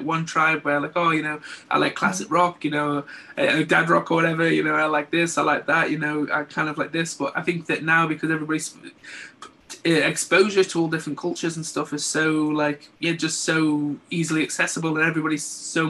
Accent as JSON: {"language": "English", "town": "Stoke-on-Trent", "region": "West Midlands", "country": "United Kingdom", "also_born_or_lived": "Redcar", "moved": "yes", "lives_now": "Middlesbrough, United Kingdom", "said": "originally from Stoke-on-Trent. I'm originally from Middleport in Stoke"}